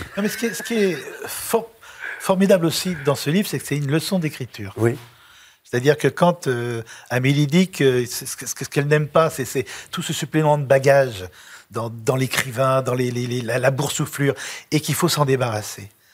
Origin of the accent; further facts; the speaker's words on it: Lyon, Auvergne-Rhône-Alpes, France; now in Paris, France; je suis un petit lyonnais